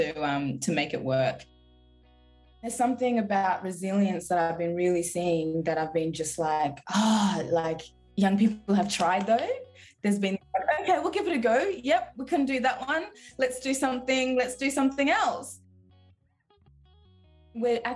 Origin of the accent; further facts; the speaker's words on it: Frankston, Victoria, Australia; also born or lived in Zimbabwe; I grew up in Frankston